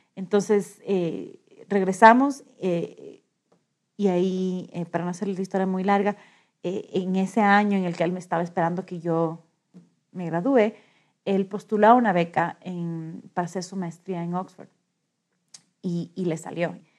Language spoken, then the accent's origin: Spanish; Quito, Pichincha, Ecuador; tengo 37 años y soy de Quito.